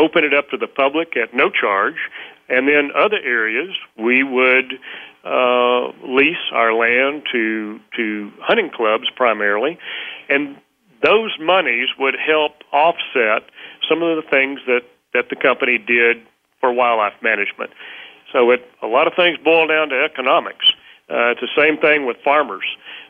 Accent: Texas, United States; I did. I grew up in a rural setting

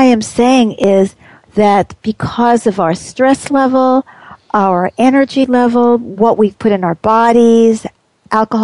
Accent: New York City, New York, United States; we had uneven streets where I grew up in Queens

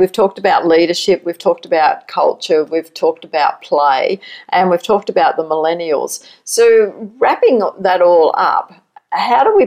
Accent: Australia; accent: Aussie; moved away as an adult; now in United States; as an Aussie coming to America

